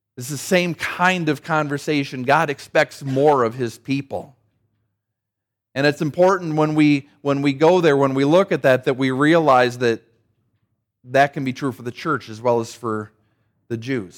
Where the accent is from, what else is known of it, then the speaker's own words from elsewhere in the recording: Saint Paul, Minnesota, United States; my hometown of Saint Paul